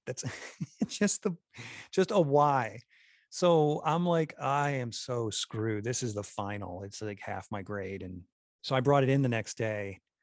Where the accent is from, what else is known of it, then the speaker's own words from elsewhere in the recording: New York, United States; now in Utah, United States; by this time I'm in Utah, I'm originally from New York